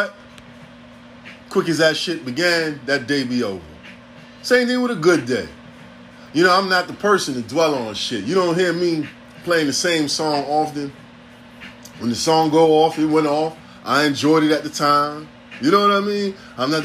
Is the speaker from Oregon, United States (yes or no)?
no; New York City, New York, United States; I'm from here. Born and raised in the town